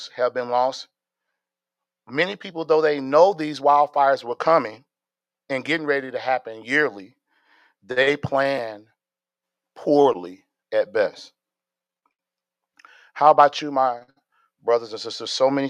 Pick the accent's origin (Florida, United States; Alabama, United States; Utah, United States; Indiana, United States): Indiana, United States; Gary; now in Stafford, United States; I'm from Gary, Indiana